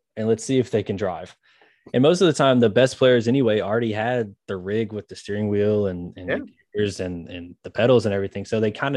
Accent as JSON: {"language": "English", "town": "Memphis", "region": "Tennessee", "country": "United States", "tie": "born or raised there", "moved": "yes", "lives_now": "Jonesboro, United States", "said": "I grew up in Memphis"}